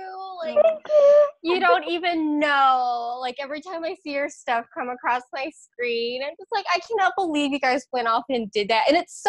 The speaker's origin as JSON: {"language": "English", "town": "Westfield", "region": "Pennsylvania", "country": "United States", "tie": "born or raised there", "also_born_or_lived": "Philippines", "moved": "as an adult", "said": "I need to go to Pennsylvania because that's where I grew up. And, that's where I grew up after I moved from the Philippines."}